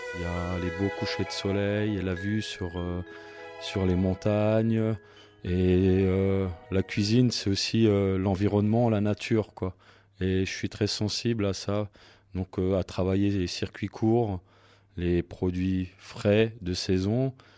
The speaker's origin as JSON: {"language": "French", "area": "Saint-Jean-Saverne", "region": "Grand Est", "country": "France", "said": "moi je suis de Saint-Jean"}